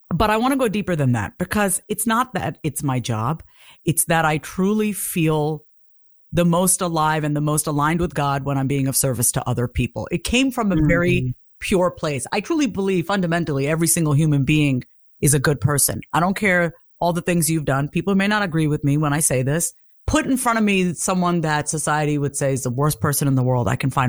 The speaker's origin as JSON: {"language": "English", "region": "South India", "country": "India", "first_language": "Tamil", "second_language": "English", "said": "And, and in our language, I speak Tamil. I'm from South India."}